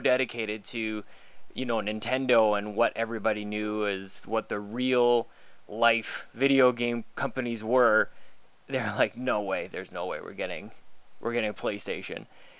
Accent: Canada; For a long time, I was playing NHL because I'm Canadian and that's what we do.

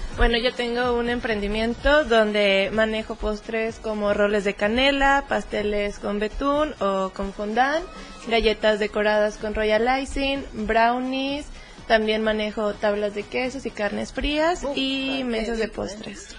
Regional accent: Monterrey, Nuevo León, Mexico; yo soy de Monterrey

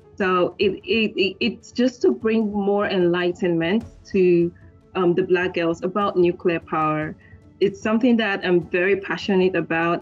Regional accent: Nigeria; I'm Nigerian

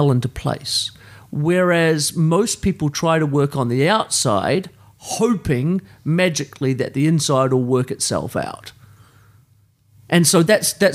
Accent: New Zealand; I grew up in New Zealand, in a place of privilege

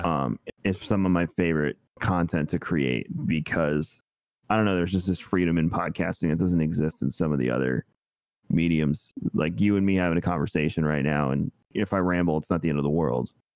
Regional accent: New York, United States; moved away as an adult; now in Florida, United States; we grew up together in New York.

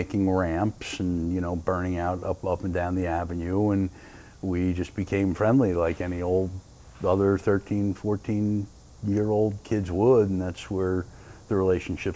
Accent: Sparta, New Jersey, United States; born or raised there; also born or lived in Paterson, New Jersey

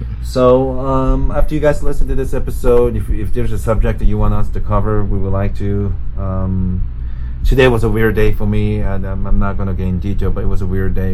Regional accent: Osaka, Japan; moved away; my hometown in Osaka

